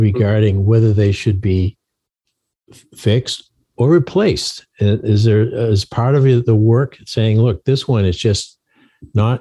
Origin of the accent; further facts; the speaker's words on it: Maine, United States; moved away; I grew up in Maine